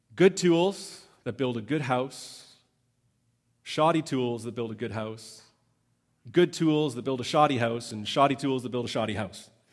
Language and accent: English; Canada; I'm Canadian